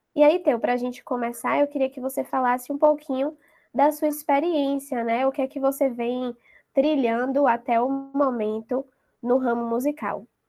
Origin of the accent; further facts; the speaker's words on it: Salvador, Bahia, Brazil; daqui de Salvador, da minha terrinha